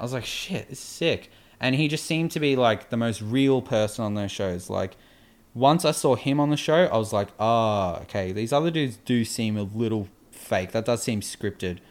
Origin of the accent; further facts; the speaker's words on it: Australia; we're from Australia